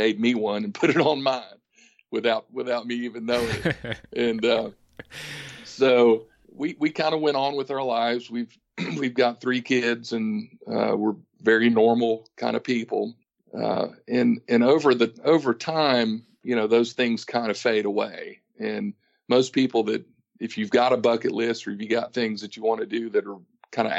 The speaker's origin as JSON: {"language": "English", "area": "Ashe County", "region": "North Carolina", "country": "United States", "tie": "born or raised there", "also_born_or_lived": "Raleigh, North Carolina", "accent": "Southern", "moved": "yes", "lives_now": "Kingston Springs, United States", "said": "I was raised mostly in the Northwest Appalachian Mountains of North Carolina."}